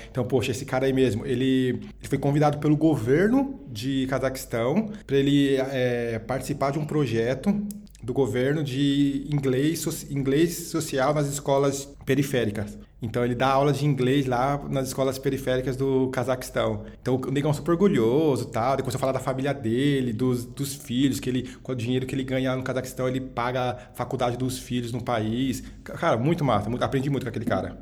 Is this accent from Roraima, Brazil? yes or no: no; Osasco, São Paulo, Brazil; eu nasci e cresci na periferia de Osasco, na Grande São Paulo